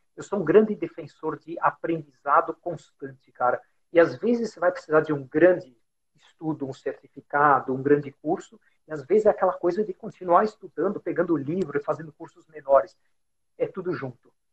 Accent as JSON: {"language": "Portuguese", "region": "São Paulo", "country": "Brazil", "tie": "born or raised there", "also_born_or_lived": "Germany", "said": "sou brasileiro, nascido em São Paulo"}